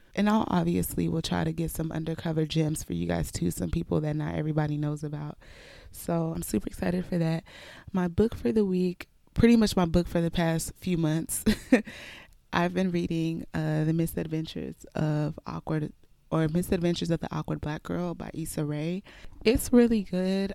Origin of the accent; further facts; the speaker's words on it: Houston, Texas, United States; also born or lived in Nigeria; I was born in Nigeria, raised in Houston, Texas, and have pretty much been here my whole life.